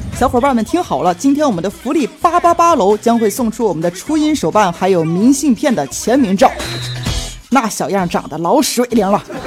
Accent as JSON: {"language": "Chinese", "country": "China", "said": "这主要我是中国人呐，所以我也模仿不好啊"}